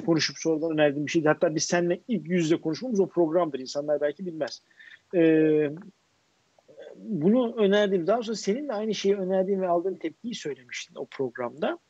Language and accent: Turkish; Istanbul, Turkey; ben Bakırköylüyüm